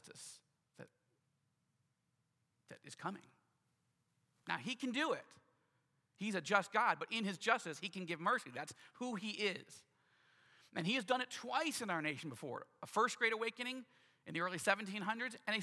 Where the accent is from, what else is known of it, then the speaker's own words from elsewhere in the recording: United States; as an American who loves this country deeply